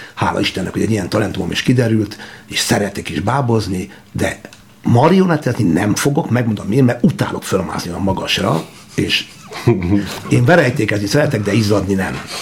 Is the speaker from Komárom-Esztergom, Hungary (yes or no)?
no; Györköny, Tolna, Hungary; egy győrkönyi lakodalomban Tolna megyében, nagy dolog utáni csodálatos homoki borok falujában sváb parasztok között és magyar parasztok között nevelődtem